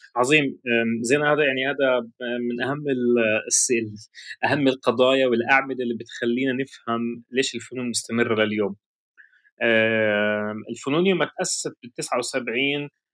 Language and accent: Arabic; Palestine; إحنا عندنا حقية في هاي الأرض